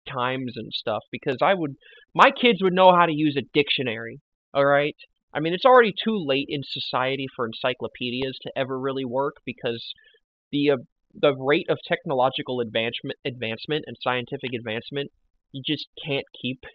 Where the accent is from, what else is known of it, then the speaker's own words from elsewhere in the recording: the Bible Belt, Southern United States, United States; we grew up in the Bible Belt